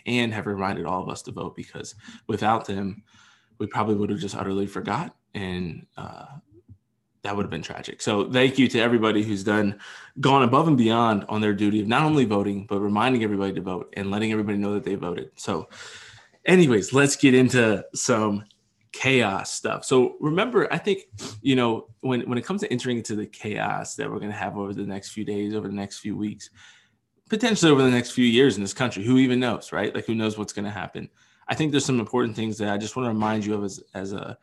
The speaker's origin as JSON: {"language": "English", "region": "Pennsylvania", "country": "United States", "tie": "born or raised there", "said": "the great state of my home state of Pennsylvania"}